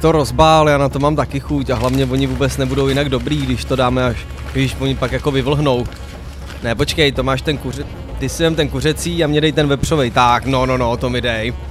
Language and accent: Czech; Czechia; jsme Češi